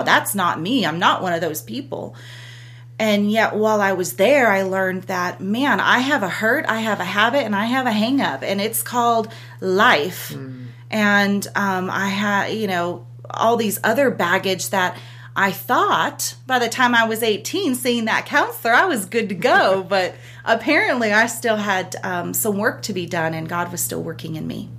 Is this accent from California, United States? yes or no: yes; Southern California, United States; moved away as an adult; now in Lawrenceburg, United States; born and raised in California, Southern California